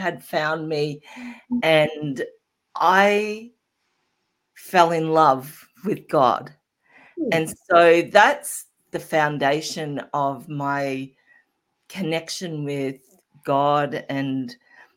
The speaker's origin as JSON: {"language": "English", "country": "Australia", "said": "I started working in the supermarket at 15, as most Australian kids"}